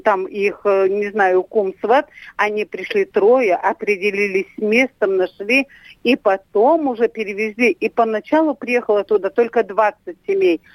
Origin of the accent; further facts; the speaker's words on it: Tyumen Oblast, Russia; я родилась и выросла в деревне, которую основали белорусы в 1897 году